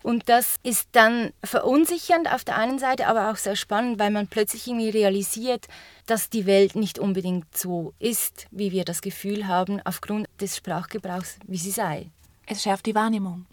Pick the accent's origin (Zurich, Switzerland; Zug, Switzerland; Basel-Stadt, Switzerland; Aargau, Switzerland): Zurich, Switzerland; für mich als Unterländerin völlig nicht klar, weil wenn ich als Zürcherin